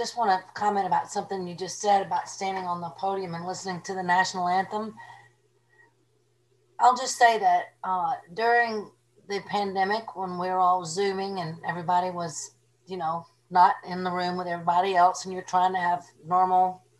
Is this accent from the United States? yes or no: no; Cuba; I'm from Cuba.